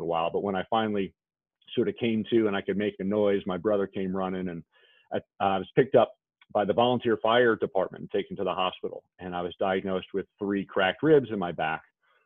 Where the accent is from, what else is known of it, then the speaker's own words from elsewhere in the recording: New York, United States; I grew up in New York in an old Victorian house